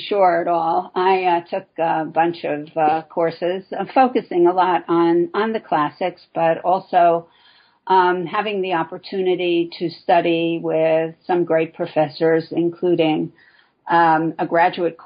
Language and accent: English; New York City, New York, United States; also born or lived in Chicago; I'm originally from New York City, and where I still live, mostly